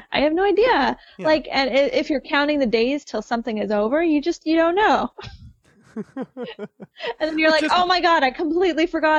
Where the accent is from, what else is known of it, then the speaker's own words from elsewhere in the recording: Seattle, Washington, United States; Hi, I'm from Seattle.